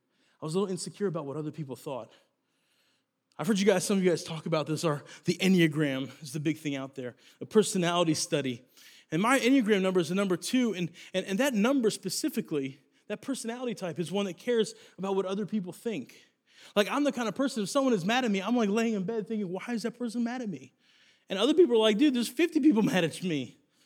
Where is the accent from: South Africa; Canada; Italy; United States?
Italy; I grew up in Italy, and because of that, I got my nickname